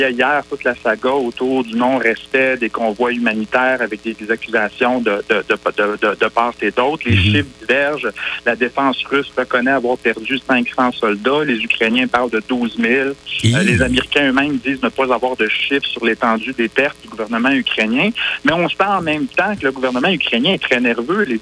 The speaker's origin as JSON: {"language": "French", "town": "Coaticook", "region": "Quebec", "country": "Canada", "tie": "born or raised there", "said": "Eh, j'ai grandi sur la rue Bourgeois, je m'ennuie bien gros de mon coin de pays."}